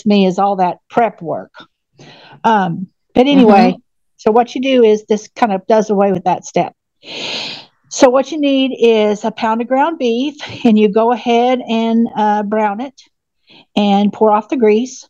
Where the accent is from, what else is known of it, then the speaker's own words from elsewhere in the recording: Oklahoma, United States; I'm from Oklahoma